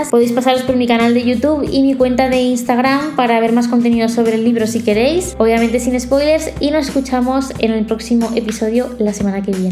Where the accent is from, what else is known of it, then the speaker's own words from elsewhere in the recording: Zaragoza, Aragon, Spain; now in Barcelona, Spain; Zaragoza, porque es mi ciudad natal y donde está toda mi familia. En mi librería de barrio la que he ido toda la vida. Y Barcelona, pues donde estoy viviendo ahora, aquí en el centro.